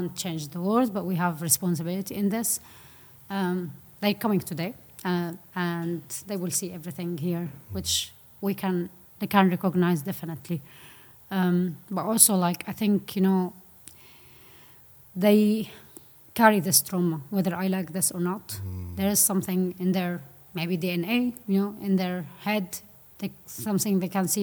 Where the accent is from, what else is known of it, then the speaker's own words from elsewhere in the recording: Syria; moved away; also born or lived in Aleppo; I'm from Syria